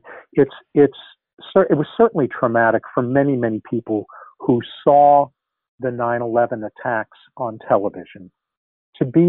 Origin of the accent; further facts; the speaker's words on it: New York, United States; moved away; I grew up in New York